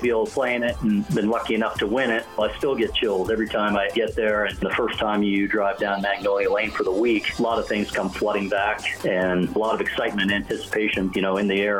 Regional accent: Canada; as a kid growing up in Canada, you know, we had fairly similar climates here as Utah.

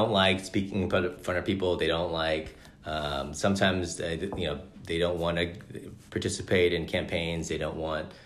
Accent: Bakersfield, California, United States; Growing up in Bakersfield, you know, I'm the first Asian American to represent Kern County in the state legislature

